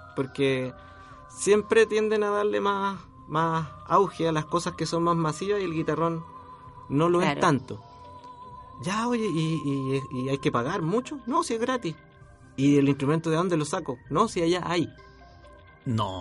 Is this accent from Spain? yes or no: no; Chile; yo tengo un instrumento que es único en mi país